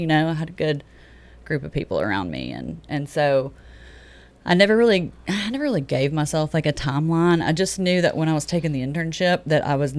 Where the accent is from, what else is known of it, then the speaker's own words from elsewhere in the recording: the South, United States; I'm new and I'm young and I'm from the South.